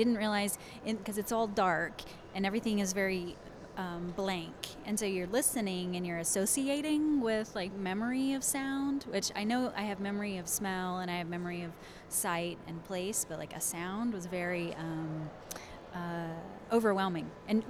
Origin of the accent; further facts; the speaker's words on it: McKinney, Texas, United States; I'm from McKinney.